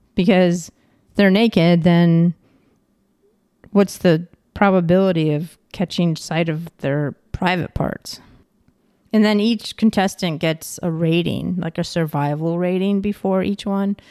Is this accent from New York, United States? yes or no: yes; Ticonderoga, New York, United States; I'm from Ticonderoga, New York, and we have a Fort Ticonderoga